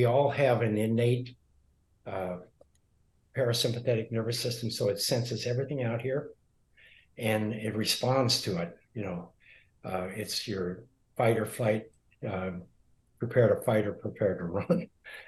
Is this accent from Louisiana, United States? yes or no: no; Montana, United States; when I grew up in Montana